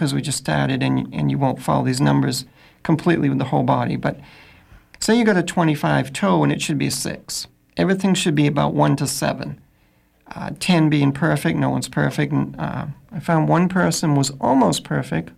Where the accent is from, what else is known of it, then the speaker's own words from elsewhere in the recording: Augusta, Maine, United States; I'm from Augusta